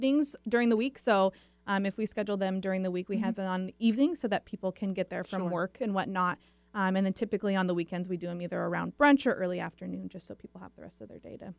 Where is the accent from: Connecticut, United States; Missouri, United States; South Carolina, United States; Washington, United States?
Washington, United States; Seattle; also born or lived in Michigan; Well, technically, I was born in Michigan, but I moved to Seattle when I was